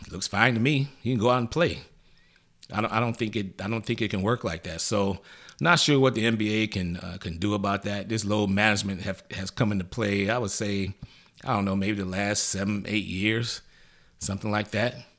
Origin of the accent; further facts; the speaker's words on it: Detroit, Michigan, United States; boys from Detroit, Motown, my hometown